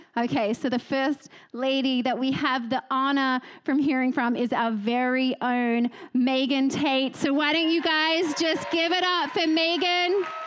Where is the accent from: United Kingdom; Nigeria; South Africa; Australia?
Australia; now in Texas, United States; I'm Australian first and foremost